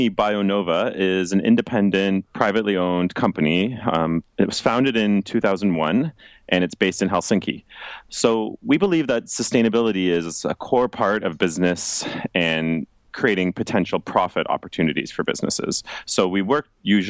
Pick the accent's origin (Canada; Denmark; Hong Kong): Canada; Toronto, Ontario; moved away as an adult; now in Finland; I'm originally from Toronto, Canada